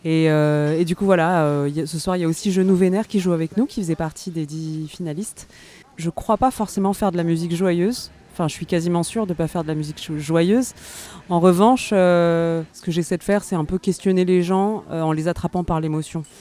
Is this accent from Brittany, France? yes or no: no; Paris, Île-de-France, France; du coup j'ai 35 ans et je viens de Paris.